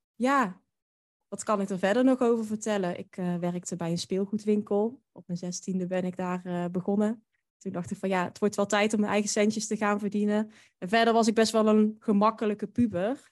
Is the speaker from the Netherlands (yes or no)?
yes; Drunen, North Brabant, Netherlands; moved away as an adult; ik kom uit Drunen. Dat is een dorpje dicht bij Den Bosch. En daar heb ik eigenlijk, totdat ik eh, ging studeren, gewoond